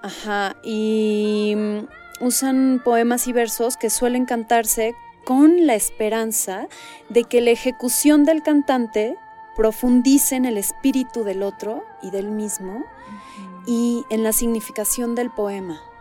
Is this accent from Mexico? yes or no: yes; Mexico; me siento mucho más mexicana que árabe